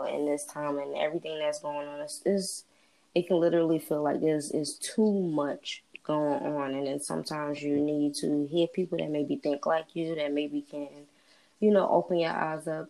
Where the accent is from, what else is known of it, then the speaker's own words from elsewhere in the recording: New Jersey, United States; I'm from Jersey